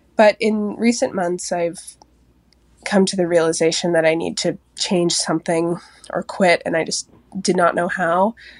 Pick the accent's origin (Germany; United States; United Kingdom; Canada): United States; Seattle, Washington; I'm twenty-four. I'm from Seattle